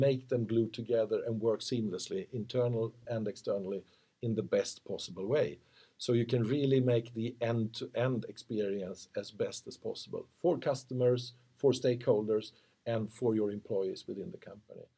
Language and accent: English; Motala, Östergötland, Sweden; also born or lived in Linköping; I've been living in Linköping for most of my time. I was born in Motala, but living in Linköping quite a long time.